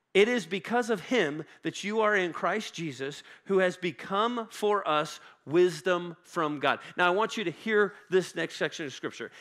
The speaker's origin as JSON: {"language": "English", "town": "Woodland Park", "region": "Colorado", "country": "United States", "tie": "born or raised there", "said": "I grew up in Woodland Park, um, which is just north of Colorado Springs"}